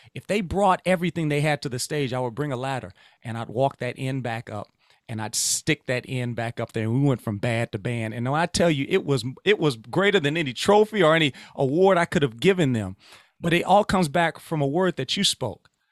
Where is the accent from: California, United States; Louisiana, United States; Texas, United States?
Louisiana, United States; I'm from Louisiana.